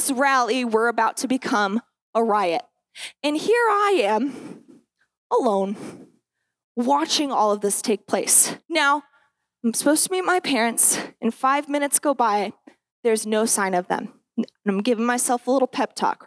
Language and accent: English; Grand Junction, Colorado, United States; I have been born and raised in Grand Junction. I haven't left it a ton, and I feel comfortable here